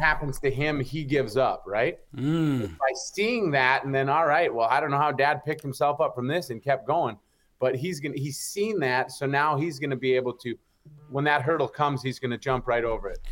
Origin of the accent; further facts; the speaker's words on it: Upper Peninsula, Michigan, United States; I'm from the Upper Peninsula, Michigan